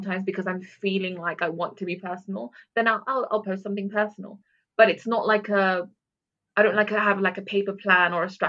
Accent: London, United Kingdom; also born or lived in Netherlands / Sharjah; being born in Holland and growing up in London

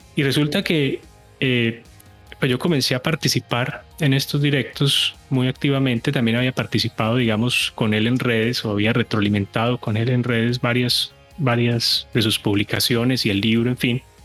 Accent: Colombian coffee region, Colombia; moved away as an adult; now in United States; soy colombiano, soy de la zona cafetera

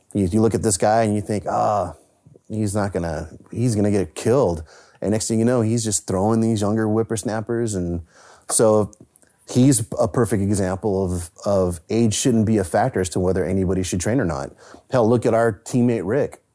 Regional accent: San Francisco, California, United States; I grew up in the Bay Area in San Francisco

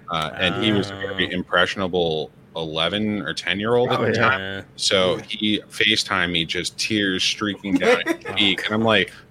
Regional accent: New York, United States; as a New Yorker

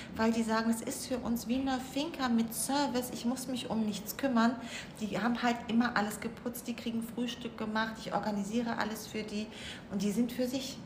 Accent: Cologne, North Rhine-Westphalia, Germany; moved away as an adult; now in Mallorca, Spain; sind aus Köln

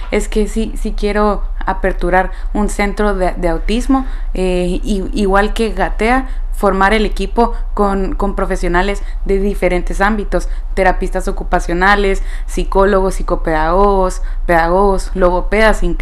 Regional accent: Guatemala; now in Spain; donde yo debo devolver un poco de lo muchísimo que, que, me ha dado Guatemala a mí. Así que la verdad es que sí, quiero ejercer apertura un centro, pero en mi país.

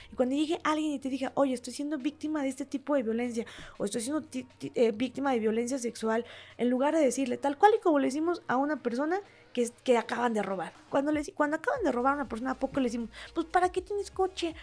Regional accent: Huauchinango, Puebla, Mexico; yo soy originaria de Huachinango, Puebla

